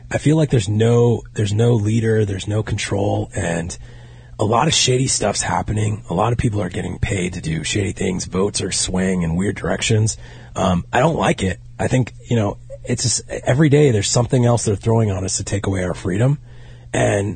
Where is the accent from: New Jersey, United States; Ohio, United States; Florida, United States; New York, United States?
New Jersey, United States; Hackensack; moved away; also born or lived in Rhode Island / Scottsdale; I was born in Hackensack